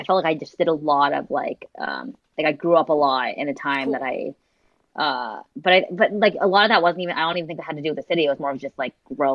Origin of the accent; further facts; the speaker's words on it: Orange County, California, United States; moved away as an adult; also born or lived in San Diego, United States; now in San Francisco, United States; I grew up in Orange County, I went to school in San Diego